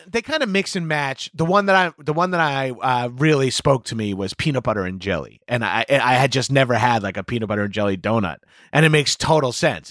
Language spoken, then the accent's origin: English; New York City, New York, United States; I'm a New Yorker